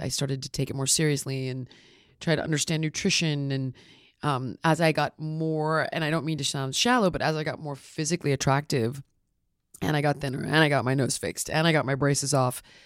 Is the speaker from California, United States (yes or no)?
yes; Los Angeles, California, United States; I'm born and raised in Los Angeles, actually. Never, never got out.